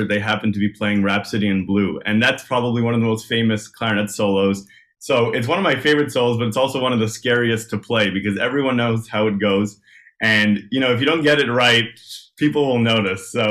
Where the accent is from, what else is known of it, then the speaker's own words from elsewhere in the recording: Montreal, Quebec, Canada; moved away as an adult; also born or lived in Nashville, United States; now in Toronto, Canada; I'm from Montreal, born and raised.